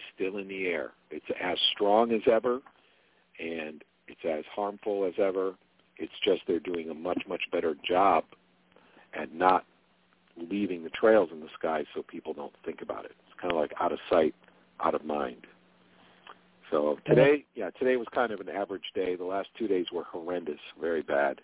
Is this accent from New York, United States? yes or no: yes; Jamestown, New York, United States; moved away as an adult; in Jamestown, New York, which is where I lived at the time, that's where I was born